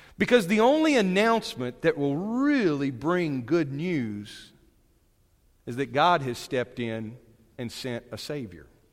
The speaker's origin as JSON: {"language": "English", "area": "Brentwood or Winslow", "region": "Northwest Arkansas", "country": "United States", "also_born_or_lived": "Texas"}